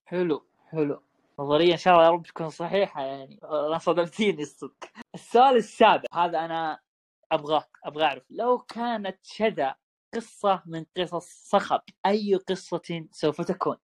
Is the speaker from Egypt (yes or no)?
no; Saudi Arabia; يوما مهما في حياتنا كسعوديين